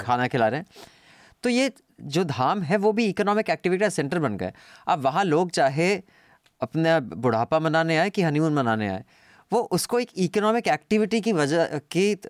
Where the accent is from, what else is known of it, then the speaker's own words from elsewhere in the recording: Dehradun, Uttarakhand, India; मैं देहरादून में पला बड़ा हूँ सेवेंटीज़ और एट्टीज़ में